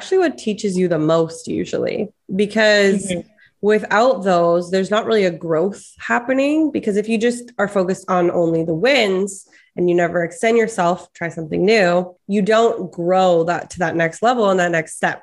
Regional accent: Vancouver, British Columbia, Canada; I grew up in Vancouver, so yoga is very intertwined with the culture there

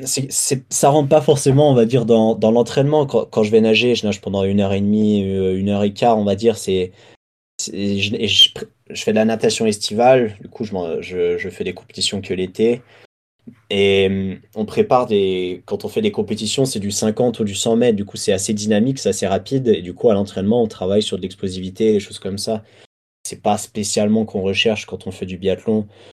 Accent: France; Mes deux parents sont anglais et j'ai. j'ai... Enfin, je suis né en France

